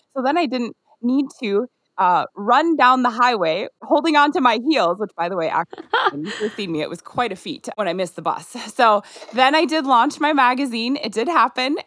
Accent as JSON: {"language": "English", "region": "Minnesota", "country": "United States", "tie": "born or raised there", "also_born_or_lived": "Nigeria", "moved": "as an adult"}